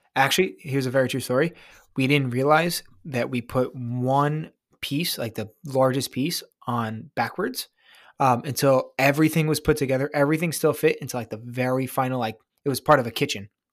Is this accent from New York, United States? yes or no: yes; New York, United States; I'm from New York